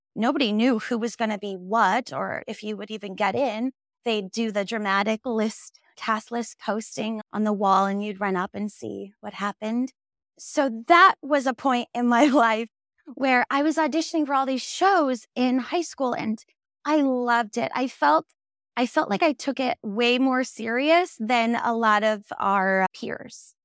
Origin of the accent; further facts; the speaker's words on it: Minnesota, United States; moved away as an adult; also born or lived in New York City; now in Los Angeles, United States; I'm originally from Minnesota, went to school in New York City, and then moved to Los Angeles.